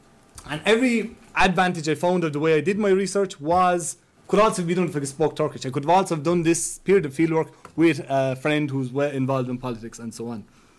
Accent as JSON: {"language": "English", "country": "Ireland", "accent": "Irish", "said": "as you can see, I sound like I'm from Ireland, I look like I'm from Ireland"}